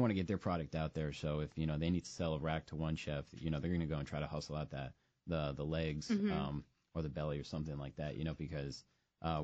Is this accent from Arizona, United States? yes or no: yes; Arizona, United States; moved away; I'm from Arizona, you know, the Southwest, and it is barbecue nation out that way